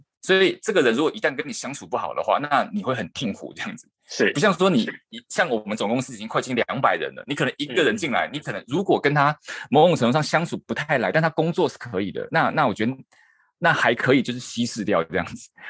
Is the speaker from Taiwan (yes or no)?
yes; Taiwan; moved away as an adult; now in Japan; 然后我是台湾人